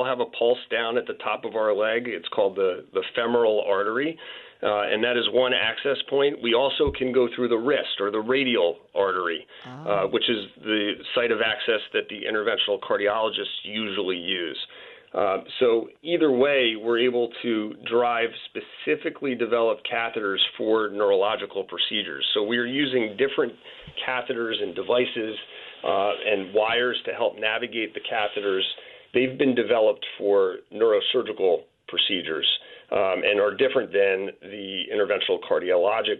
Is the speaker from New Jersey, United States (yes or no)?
yes; Cherry Hill, New Jersey, United States; Cherry Hill, New Jersey. So in the greater Philadelphia metropolitan area